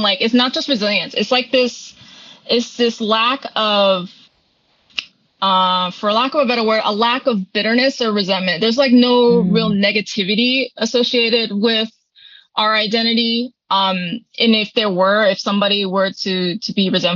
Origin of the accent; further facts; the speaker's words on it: Okinawa, Japan; moved away; also born or lived in Miyakojima, Japan; I also claim Okinawa because that is my primary home and it's where I lived the longest.